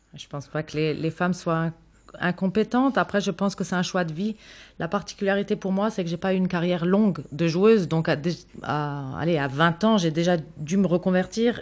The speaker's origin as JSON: {"language": "French", "town": "Mulhouse", "region": "Grand Est", "country": "France", "tie": "born or raised there", "said": "je viens de Mulhouse, donc je suis née à Mulhouse."}